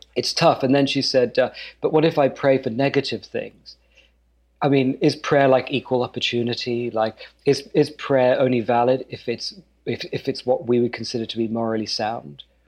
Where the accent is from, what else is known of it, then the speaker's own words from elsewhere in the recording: United Kingdom; moved away; being British in in Kentucky and Texas and North Dakota